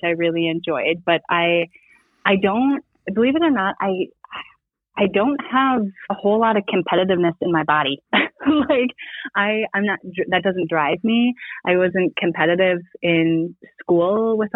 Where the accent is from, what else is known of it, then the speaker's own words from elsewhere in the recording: south of Duluth, northern Minnesota, United States; also born or lived in Twin Cities, Minnesota; I originally grew up in this area and moved back about 4 years ago.